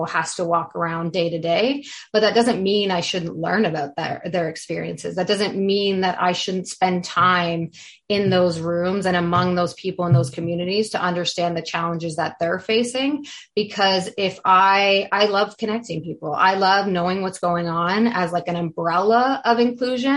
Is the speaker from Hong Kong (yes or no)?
no; Canada; I'm also from Canada